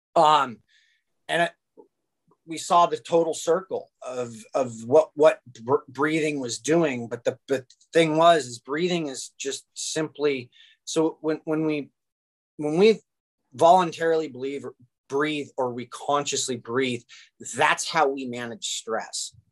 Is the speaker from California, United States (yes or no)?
yes; Orange County, California, United States; I grew up in Orange County, California